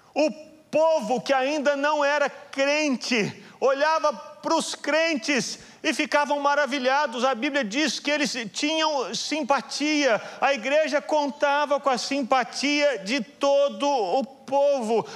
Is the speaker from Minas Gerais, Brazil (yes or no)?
yes; Belo Horizonte, Minas Gerais, Brazil; Eu sou de Belo Horizonte